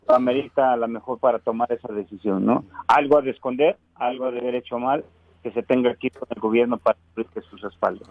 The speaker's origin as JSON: {"language": "Spanish", "region": "Morelos", "country": "Mexico", "said": "yo sí soy de Morelos"}